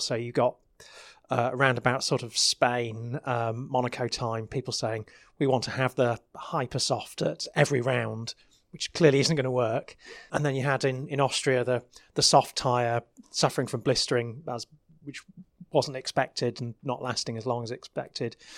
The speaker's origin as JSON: {"language": "English", "country": "United Kingdom", "said": "I'm British"}